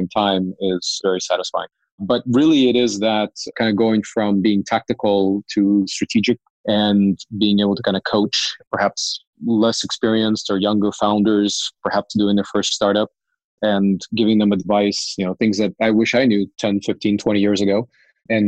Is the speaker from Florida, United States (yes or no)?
no; Cupertino, California, United States; also born or lived in Ukraine; grew up in Cupertino, went to the same high school as Steve Jobs